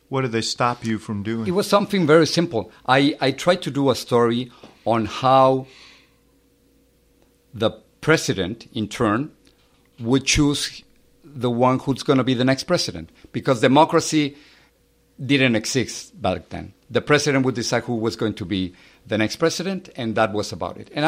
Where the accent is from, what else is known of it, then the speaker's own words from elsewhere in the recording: Mexico City, Mexico; I, I grew up in in Mexico City. I have uh, three brothers and a sister. And the time in which I was growing up in, in Mexico, it was kind of difficult.